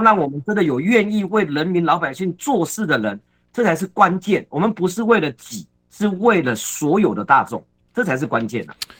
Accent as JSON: {"language": "Chinese", "country": "Taiwan", "said": "我始终都会相信，我们台湾人是很可爱的"}